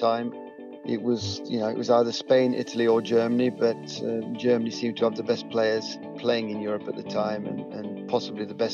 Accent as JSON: {"language": "English", "town": "Eastwood", "region": "East Midlands", "country": "United Kingdom", "said": "I'm from Eastwood"}